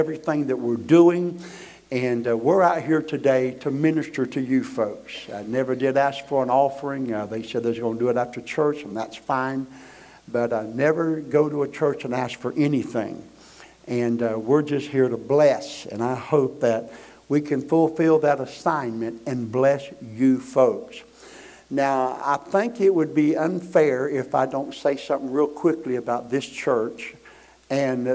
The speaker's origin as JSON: {"language": "English", "region": "Florida", "country": "United States", "said": "we are missionary evangelists from Florida"}